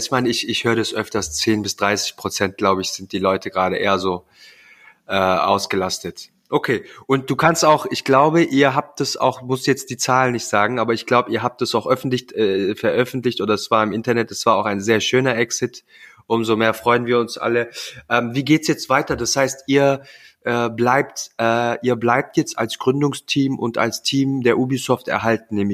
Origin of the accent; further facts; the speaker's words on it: Southern Germany, Germany; Ich komme ja auch aus Süddeutschland.